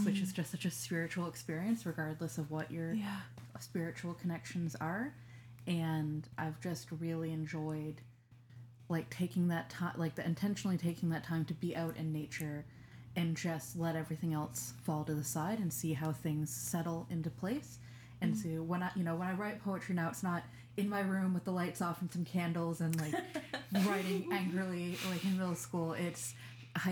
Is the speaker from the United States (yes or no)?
no; Grand Manan, New Brunswick, Canada; So I grew up in a really small rural fishing village. I grew up in Grimmanan.